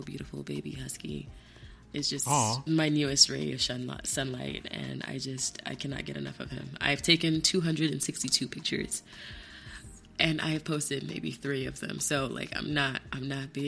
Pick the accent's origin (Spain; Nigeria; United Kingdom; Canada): Nigeria; I'm Nigerian, I'm Yoruba